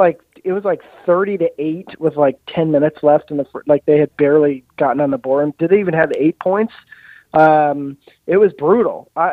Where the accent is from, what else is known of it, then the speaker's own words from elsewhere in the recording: Rhode Island, United States; Providence, from my home state